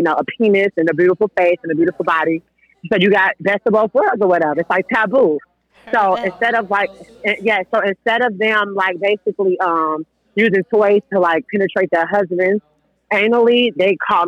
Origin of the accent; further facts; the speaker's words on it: Chicago, Illinois, United States; I'm a trans woman from Chicago.